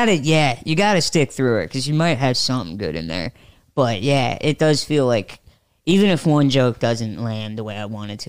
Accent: Fort Wayne, Indiana, United States; He did kind of a DIY show in my hometown in Fort Wayne.

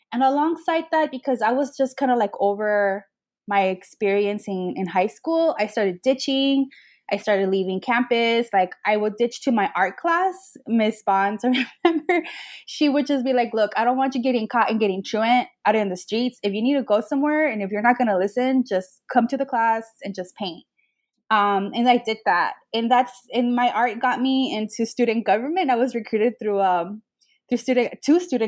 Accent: Los Angeles, California, United States; first language Spanish; English is a second language; I grew up in the Northeast San Fernando Valley in Pacoima

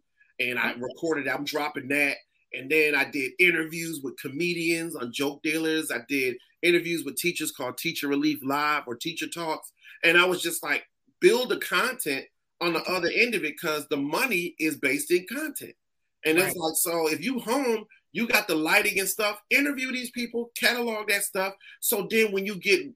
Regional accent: Springfield, Massachusetts, United States; now in Atlanta, United States; I'm from Springfield, Massachusetts, where the Hall of Fame is

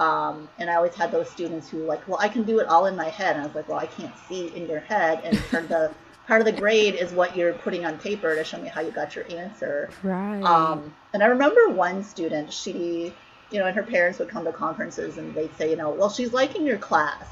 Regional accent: Minnesota, United States; moved away as an adult; also born or lived in Long Beach, California; now in San Francisco Bay Area, United States; I moved there from Minnesota, where I grew up

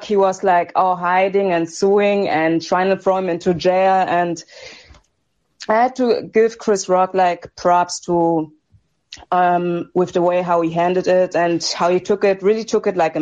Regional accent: Germany; I'm from Germany

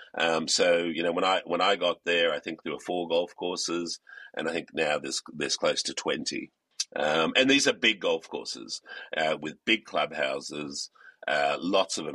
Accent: Australia; moved away as an adult; I come from Australia. Uh, I went to school in Australia and uh, university in Australia

